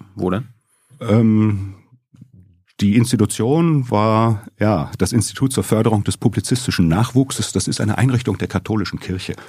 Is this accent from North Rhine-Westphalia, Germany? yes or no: yes; Bochum, North Rhine-Westphalia, Germany; also born or lived in Leverkusen / Baden-Württemberg; Frage, wo ich herkomme, lautet schon lange Bochum